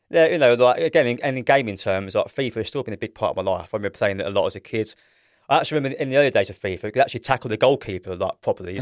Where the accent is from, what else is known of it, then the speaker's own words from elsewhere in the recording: London, United Kingdom; I'm thirty-five years old. I'm from South East London